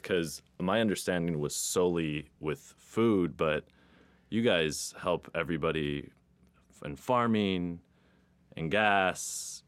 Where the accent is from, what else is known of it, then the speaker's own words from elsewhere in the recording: Texas, United States; I'm Texan